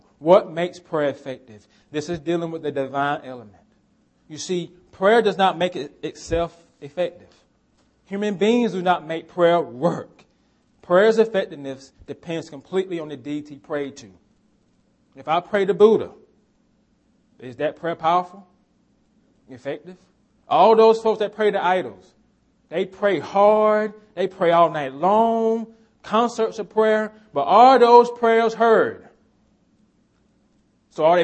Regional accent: United States; we're American

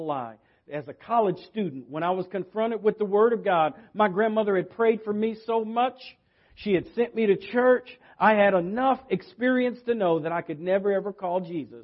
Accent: West Coast, United States; moved away; I come from the West Coast

